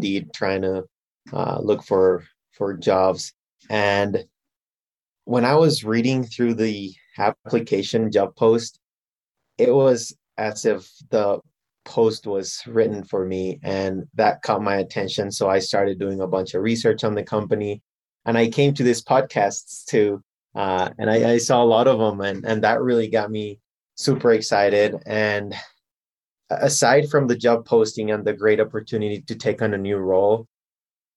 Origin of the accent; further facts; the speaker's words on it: Guatemala; moved away as an adult; also born or lived in Minnesota, United States; now in Denver, United States; I was born here in Denver, and then I moved back to Guatemala, and I grew up all my life in Guatemala.